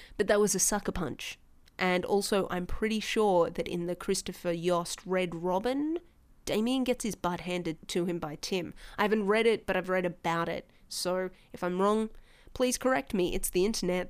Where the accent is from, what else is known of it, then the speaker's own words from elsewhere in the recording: Australia; accent: Australian; people in Meet Space started telling me I was noticeably Australian